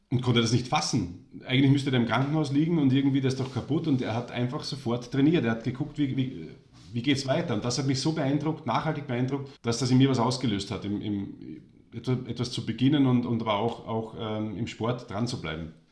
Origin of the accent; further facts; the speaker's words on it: Austria; born there; Deswegen war er für mich als gebürtiger Österreicher der Held.